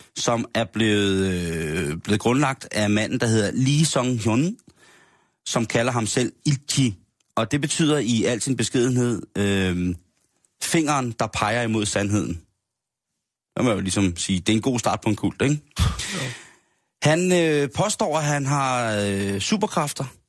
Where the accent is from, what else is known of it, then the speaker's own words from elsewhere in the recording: Denmark; det gør vi jo også selv som danskere